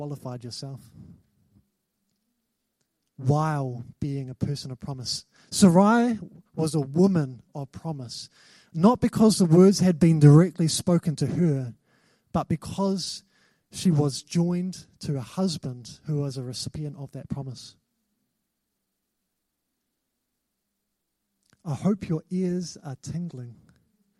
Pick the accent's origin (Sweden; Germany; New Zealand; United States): New Zealand; I've got a New Zealand passport. I'm a New Zealand citizen. I'm not from England